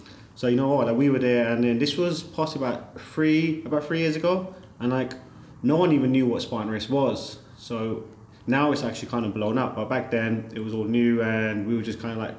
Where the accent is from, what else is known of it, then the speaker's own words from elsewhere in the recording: London, United Kingdom; moved away as an adult; now in Dubai, United Arab Emirates; I was born and raised in London